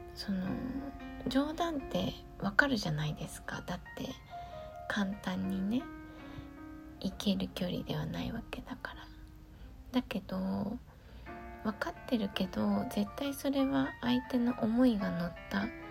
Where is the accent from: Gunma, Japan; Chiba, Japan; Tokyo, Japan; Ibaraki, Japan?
Gunma, Japan; 私の出身地である群馬県